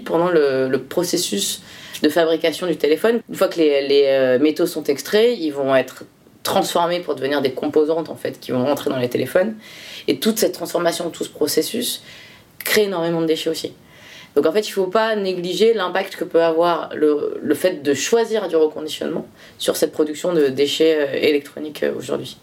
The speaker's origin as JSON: {"language": "French", "area": "Bordeaux region", "region": "Nouvelle-Aquitaine", "country": "France", "tie": "born or raised there", "said": "je suis originaire de la région de Bordeaux"}